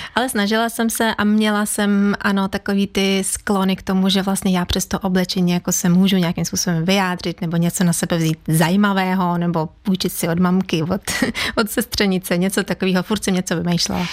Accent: Ukraine; Czech is a second language; now in Czech Republic; kdyby náhodou to bylo slyšet v mém přízvuku, já jsem z Ukrajiny, pocházím z Ukrajiny v Čechách, žiju už teda 20 let

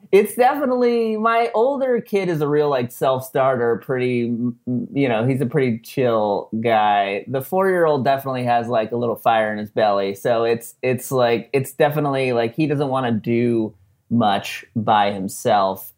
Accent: San Diego, California, United States; we're from San Diego

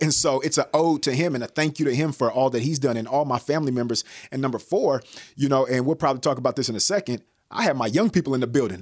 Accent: Bay Area, California, United States; I'm from the Bay Area

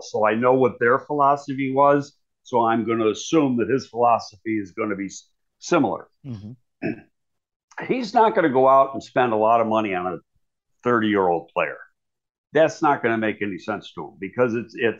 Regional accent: Buffalo, New York, United States; I'm from Buffalo, so I'm a big Bills fan and I watch every game.

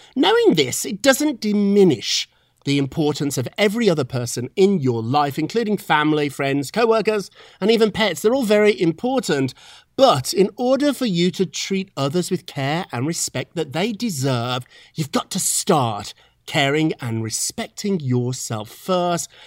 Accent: Birmingham, West Midlands, United Kingdom; now in New York City, United States; when I grew up in Birmingham, England, which was not London or Edinburgh, it was a down on its luck type of industrial town, I loved it.

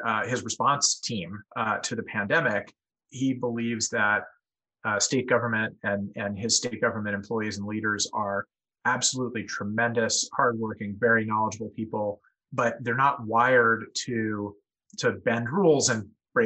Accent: San Diego, California, United States; moved away; I grew up in San Diego, which is about the nicest place in the country that's not Hawaii

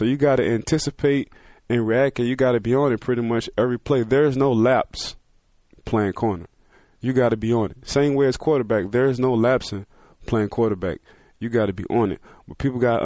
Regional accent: New Orleans, Louisiana, United States; I like talking slang because I'm from New Orleans

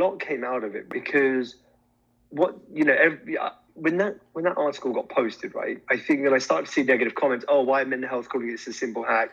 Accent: India; I'm Indian

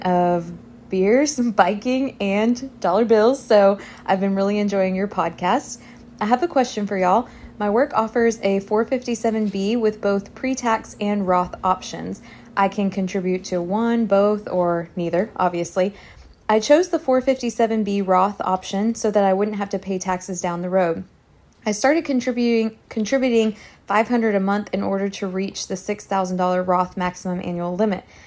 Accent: San Antonio, Texas, United States; I am from San Antonio, Texas

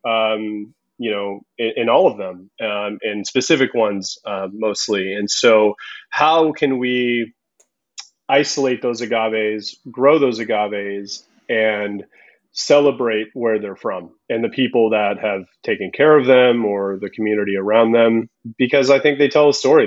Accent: Southern California, United States; also born or lived in Zihuatanejo, Guerrero, Mexico; I grew up in Southern California

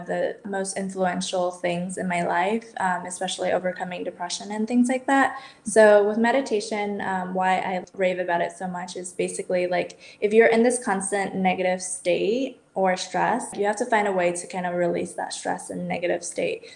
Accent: United States; moved away as an adult; also born or lived in Barcelona, Spain; growing up in the States and moving to Europe

